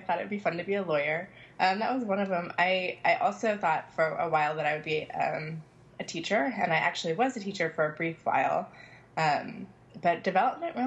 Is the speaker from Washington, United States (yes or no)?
yes; Seattle, Washington, United States; also born or lived in North Carolina; now in Philadelphia, United States; I currently live in Philadelphia, although I grew up in Seattle, and I came to Philadelphia by way of North Carolina